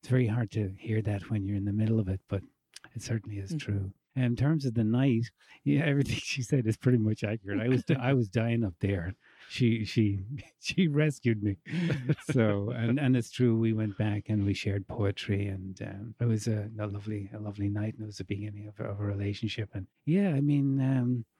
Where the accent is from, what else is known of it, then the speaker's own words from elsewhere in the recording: Dublin, Leinster, Ireland; moved away as an adult; I'm from Ireland. I'm from Dublin, Ireland.